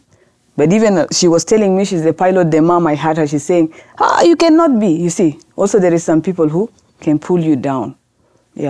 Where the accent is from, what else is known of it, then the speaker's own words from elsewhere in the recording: Khartoum, Sudan; English is a second language; now in South Sudan; I'm new in that village because I grew up in Khartoum.